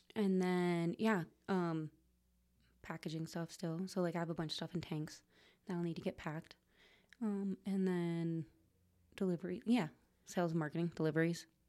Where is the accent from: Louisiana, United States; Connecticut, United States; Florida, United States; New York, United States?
Connecticut, United States; Trumbull; moved away as an adult; also born or lived in Vermont; Trumbull. It's the name of the town I grew up in, actually.